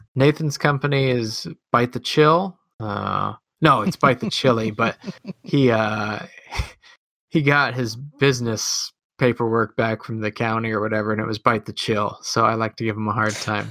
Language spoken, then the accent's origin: English; Midwest, United States; accent: Midwest; my Midwest accent